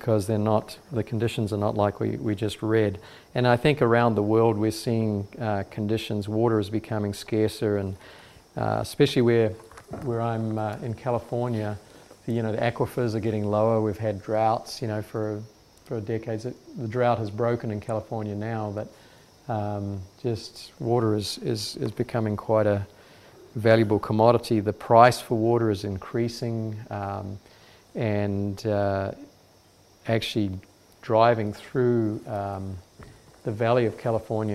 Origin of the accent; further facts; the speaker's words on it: New Zealand; moved away; So I come from New Zealand. This is the area where I used to live